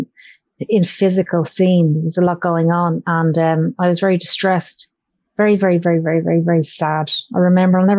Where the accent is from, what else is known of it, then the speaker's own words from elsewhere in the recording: Ireland; I grew up in Ireland and with my granny who go to church